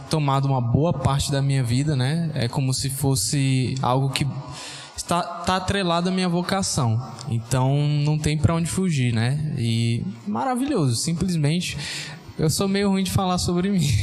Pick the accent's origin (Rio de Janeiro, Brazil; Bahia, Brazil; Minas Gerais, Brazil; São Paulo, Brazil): Bahia, Brazil; moved away as an adult; now in Fortaleza, Brazil; E eu sou baiano.